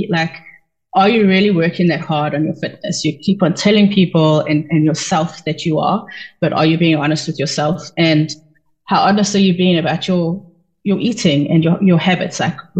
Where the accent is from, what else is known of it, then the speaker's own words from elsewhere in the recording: South Africa; moved away as an adult; now in United States; And we moved to the US from South Africa like 2015, I think, 2014.